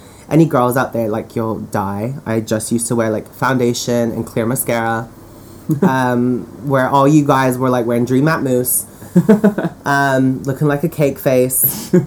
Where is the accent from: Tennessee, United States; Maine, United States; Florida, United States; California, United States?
California, United States; now in United Kingdom; I grew up in California, and when I moved here